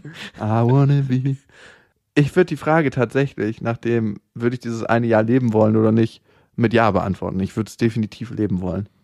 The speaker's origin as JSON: {"language": "German", "country": "Germany", "accent": "German", "said": "mit meinem deutschen Akzent."}